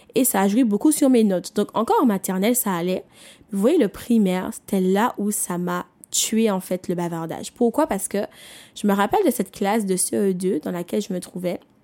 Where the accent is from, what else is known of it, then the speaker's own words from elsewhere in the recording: Martinique; je viens des Antilles, je viens de la Martinique